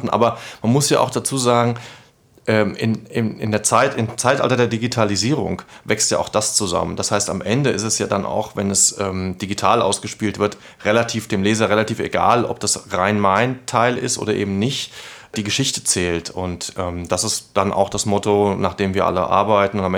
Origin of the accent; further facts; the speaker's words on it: Hesse, Germany; weil ich bin ein Kind der Region, ich bin hier groß geworden und äh, wenn man von meinem Heimatort auf die, äh, nach Frankfurt guckt, dann sieht man die Skyline